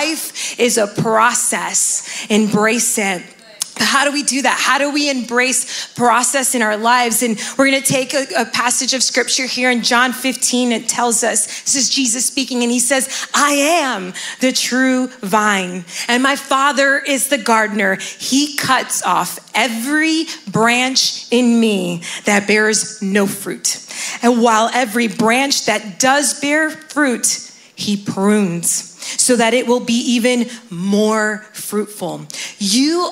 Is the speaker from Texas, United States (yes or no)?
no; Miami, Florida, United States; now in New Jersey, United States; I'm originally from Miami, Florida, and I've been living here in New Jersey for about 10 years now